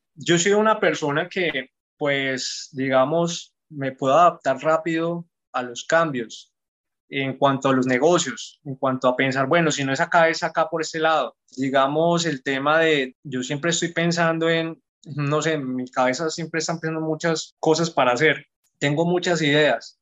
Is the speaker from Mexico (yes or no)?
no; Garzón, Huila, Colombia; soy colombiano, más exactamente de Garzón, Huila, un pueblo al sur de Colombia.